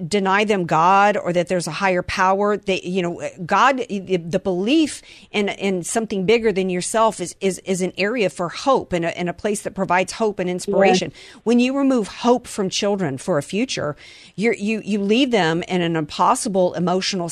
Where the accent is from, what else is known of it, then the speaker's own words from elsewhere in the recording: the South, United States; I grew up in the South and I still say, yes, ma'am, no, ma'am